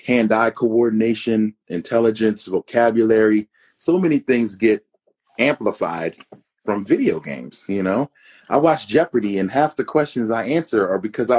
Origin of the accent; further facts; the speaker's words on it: Philadelphia, Pennsylvania, United States; moved away as an adult; now in Arizona, United States; born and raised in Philadelphia